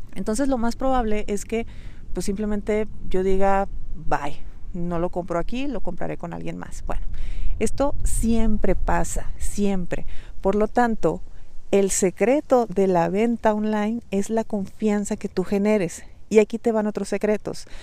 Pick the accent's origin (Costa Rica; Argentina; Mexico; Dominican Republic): Mexico; accent: Mexican; sabes que soy mexicana, sabes que tengo un acento de mexicana